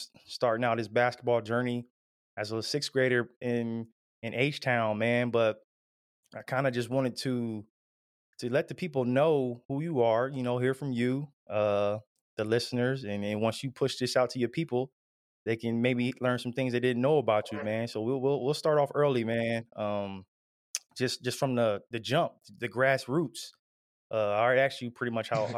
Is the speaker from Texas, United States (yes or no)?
no; Ohio, United States; we're all from Ohio